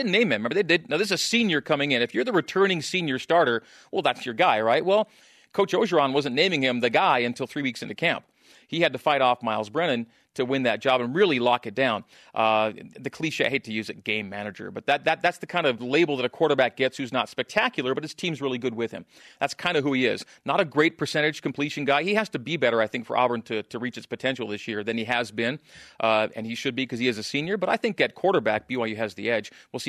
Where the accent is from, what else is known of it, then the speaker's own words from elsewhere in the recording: Saskatchewan, Canada; also born or lived in Alberta; I grew up in Saskatchewan and Alberta. Those are my two home provinces.